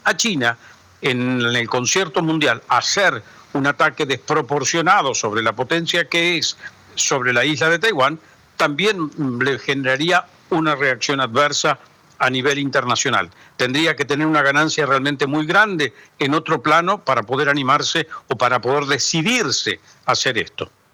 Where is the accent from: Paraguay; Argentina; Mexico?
Argentina; como argentino no hablo el chino